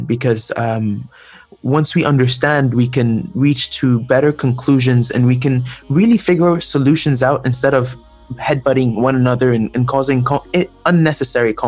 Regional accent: Egypt; I am from Egypt personally

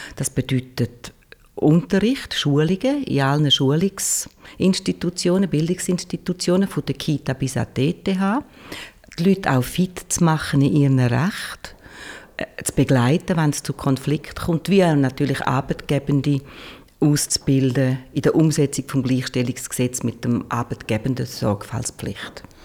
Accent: Switzerland; im Kanton Schweiz, wo ich herkomme

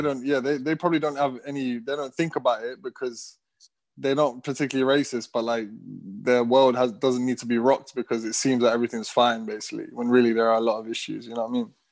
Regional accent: London, United Kingdom; born and raised in London

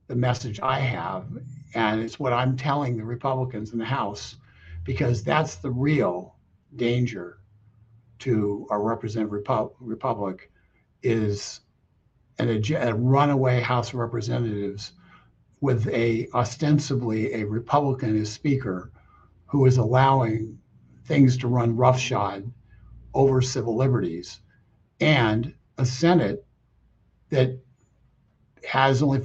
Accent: California, United States; I grew up in California

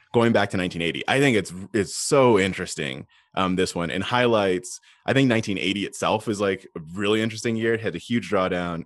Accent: United States; as an American

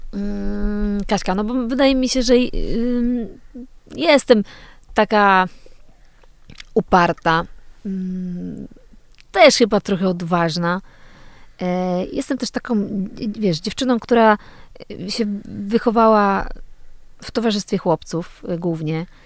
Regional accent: Poland; moved away as an adult; also born or lived in Kraków; pochodzę z tej małej miejscowości

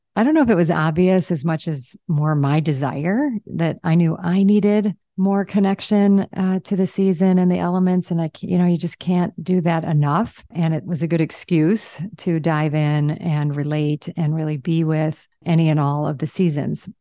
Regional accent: Michigan or Illinois, Chicago, Midwest, United States; moved away as an adult; now in Zihuatanejo, Mexico; I grew up in the Midwest, in Michigan or, you know, Illinois, Chicago

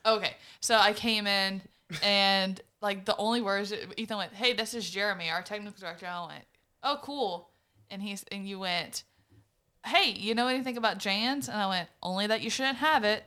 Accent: Berwick, Louisiana, United States; also born or lived in Morgan City; I grew up in Berwick.

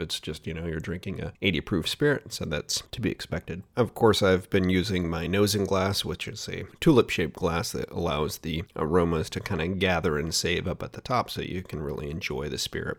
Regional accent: Oregon, United States; here in my home state of Oregon

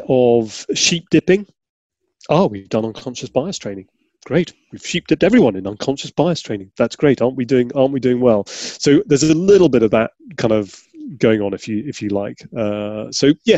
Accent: Yorkshire and the Humber, United Kingdom; I grew up in Yorkshire

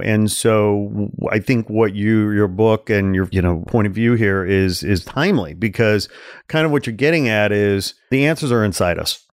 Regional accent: Midwest, United States; I'm from the Midwest. I was gr-, grow-, grew up in a, you know, kind of a w, environment and a culture

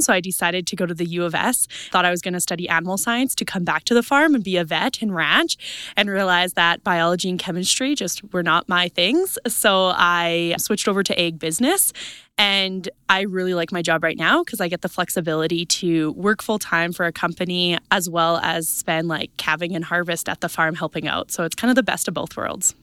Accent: East Central Saskatchewan, Canada; I am from Saskatchewan, East Central Saskatchewan, farm with my family there

